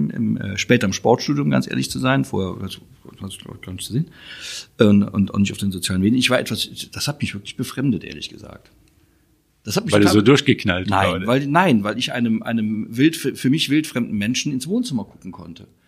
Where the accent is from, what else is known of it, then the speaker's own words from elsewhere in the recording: Cologne, North Rhine-Westphalia, Germany; auch als Kölner weiß man, man darf sich nicht immer selbst besoffen machen.